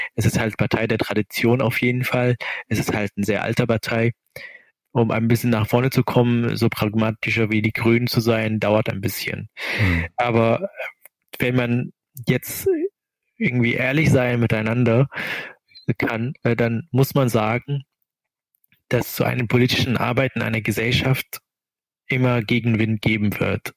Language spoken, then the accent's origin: German; Syria; German is a second language; moved away as an adult; now in Kiel, Germany; Ich habe dort irgendwie meine Kindheit irgendwie schon mal erlebt